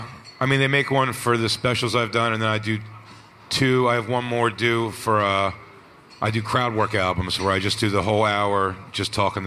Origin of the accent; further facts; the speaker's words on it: Philadelphia, Pennsylvania, United States; now in New York, United States; I grew up in Philly